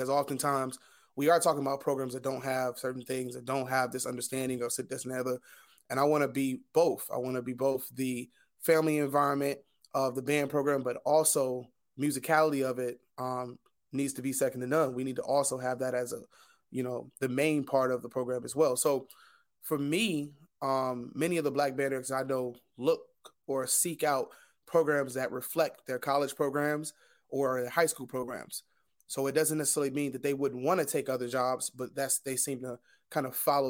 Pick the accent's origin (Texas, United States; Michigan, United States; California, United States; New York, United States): Michigan, United States; Detroit; now in Newark, United States; I'm teaching in Newark, I came from Detroit, I specifically wanted to teach in an urban inner city.